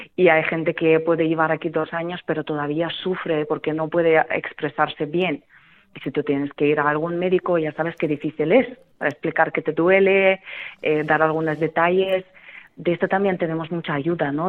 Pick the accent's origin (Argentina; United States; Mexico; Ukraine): Ukraine; Kremenchuk, Poltava Oblast; Spanish is a second language; now in Spain; yo soy de la parte central de Ucrania, soy de Kremenchuk